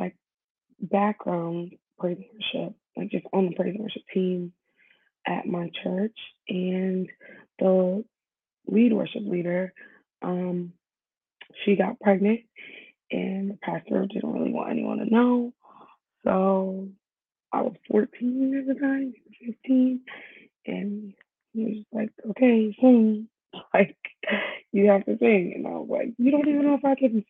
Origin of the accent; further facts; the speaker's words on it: New York City, New York, United States; now in New Jersey, United States; I was born in Staten Island, New York, and I live in New Jersey now